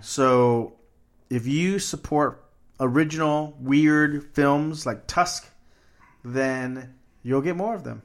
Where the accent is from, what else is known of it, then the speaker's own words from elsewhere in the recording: Corpus Christi, Texas, United States; when I was growing up in Corpus Christi, they had right across from my school a fourplex